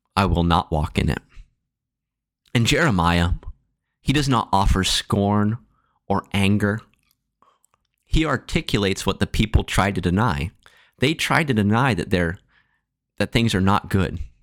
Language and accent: English; Marshalltown, Iowa, United States; As a kid growing up in Marshalltown